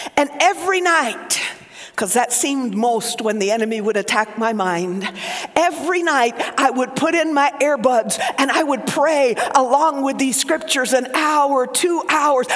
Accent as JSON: {"language": "English", "region": "Oklahoma", "country": "United States", "tie": "born or raised there", "accent": "Southern", "said": "My mother is Cuban, my father Lebanese. I grew up in Oklahoma, so I grew up speaking Southern"}